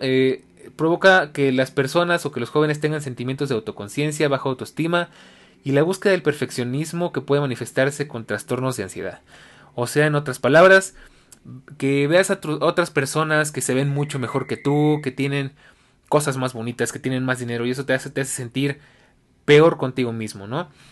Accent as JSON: {"language": "Spanish", "country": "Mexico", "said": "en mi país, México"}